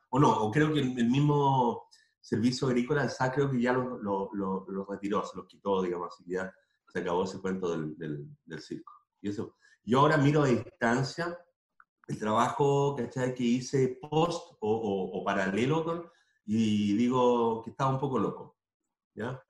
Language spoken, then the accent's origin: Spanish; Tomé, Biobío, Chile; moved away; also born or lived in Concepción; mi pueblo natal